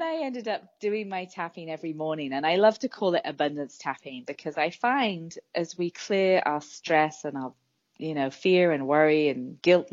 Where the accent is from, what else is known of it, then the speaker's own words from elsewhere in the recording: England, United Kingdom; now in San Francisco, United States; So I'm originally from England, and I live in San Francisco